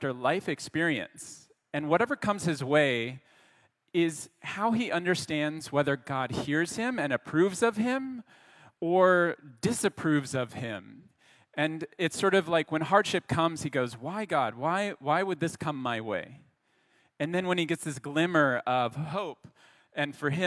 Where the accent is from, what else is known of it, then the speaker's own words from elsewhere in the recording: Colorado, United States; now in Montreal, Canada; I'm from Colorado